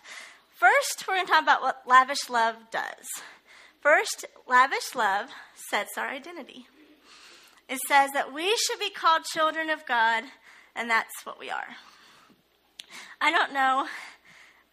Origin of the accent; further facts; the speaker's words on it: Ohio, United States; moved away as an adult; I'm actually originally from Ohio